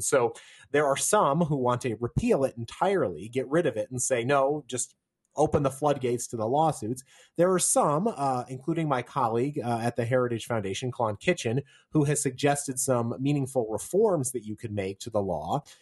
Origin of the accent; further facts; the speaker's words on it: Virginia, United States; in my home state of Virginia